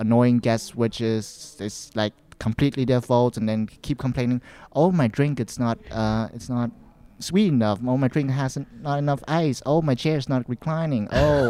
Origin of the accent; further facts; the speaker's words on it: Vietnam; now in Canada; back in my place, like people used it. Yeah, Vietnam.